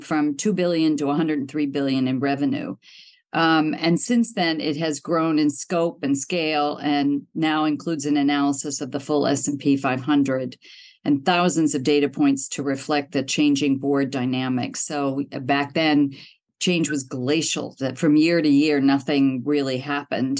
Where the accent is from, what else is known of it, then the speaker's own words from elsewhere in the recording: outside of Pittsburgh, Pennsylvania, United States; moved away as an adult; also born or lived in Cincinnati, Ohio / Los Angeles / London; I was born in Ohio, in Cincinnati, but I grew up outside of Pittsburgh